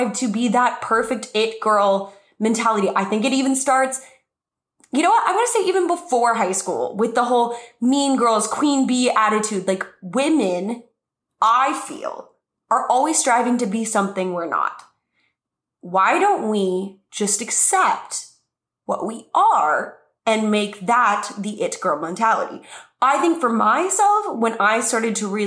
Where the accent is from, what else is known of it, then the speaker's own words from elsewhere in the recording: New Mexico, United States; moved away as an adult; now in Los Angeles, United States; my whole life growing up in New Mexico, I was like, I don't fit in New Mexico.